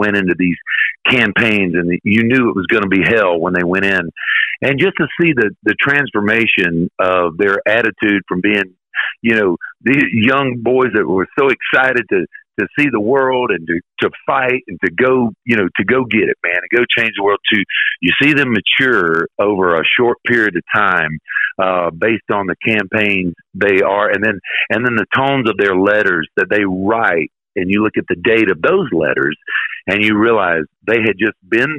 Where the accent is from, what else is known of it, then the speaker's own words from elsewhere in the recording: Florida, United States; moved away; when I moved back to Florida, my home state